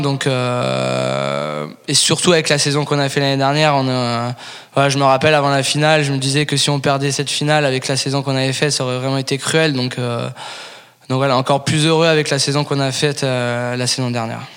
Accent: Paris, Île-de-France, France; now in Toulouse, France; même de Paris

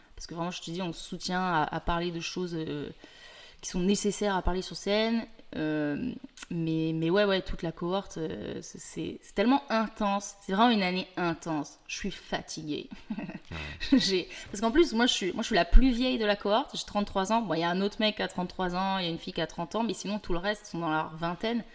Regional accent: France; moved away as an adult; also born or lived in Paris; now in Montreal, Canada; je suis française

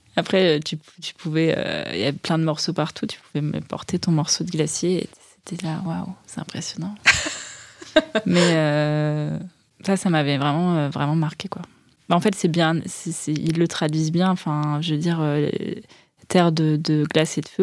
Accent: Caen, Normandy, France; moi, je viens de Caen

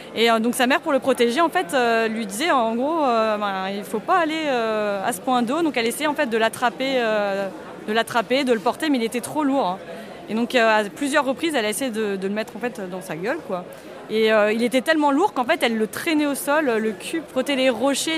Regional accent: Alsace, Grand Est, France; J'ai 30 ans et je suis alsacienne

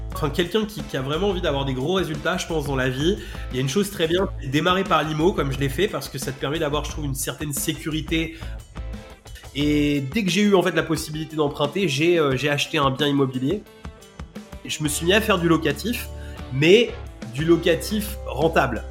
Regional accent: Rouen, Normandy, France; j'ai grandi, j'ai grandi à Rouen

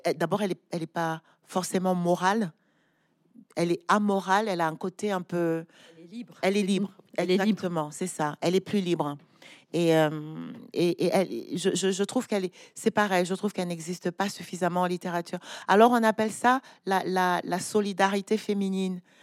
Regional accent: Douala, Littoral, Cameroon; grandi à Douala, je suis allée à l'école à Douala

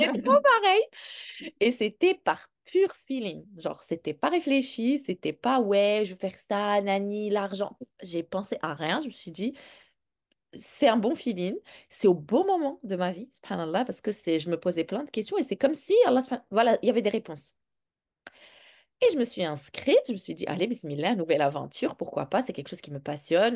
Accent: Morocco; moved away; J'ai grandi au Maroc

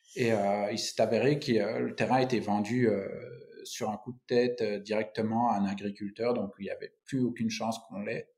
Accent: Belgium; moved away as an adult; now in Finistère, France; Je suis belge

